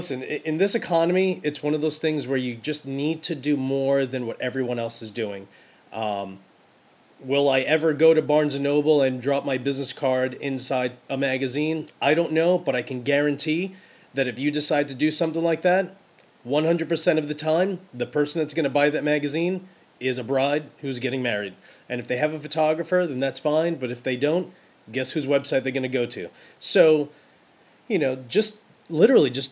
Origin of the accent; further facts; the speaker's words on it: New York City, New York, United States; every girl I grew up with in Brooklyn